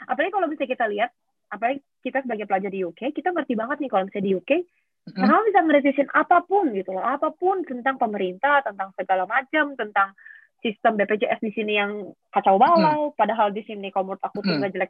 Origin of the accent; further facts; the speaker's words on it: Banjarmasin, South Kalimantan, Indonesia; Bandar Asin. Gue dari